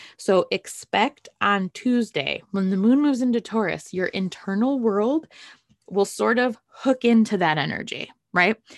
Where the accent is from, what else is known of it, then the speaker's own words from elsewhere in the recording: Great Lakes, United States; moved away; also born or lived in San Diego; I'm from the Great Lakes